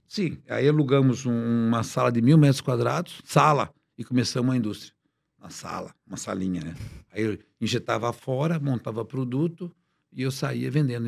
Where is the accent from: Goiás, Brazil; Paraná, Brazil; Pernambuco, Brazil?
Paraná, Brazil; nasci no Paraná, uma cidade pequena de 20 mil habitantes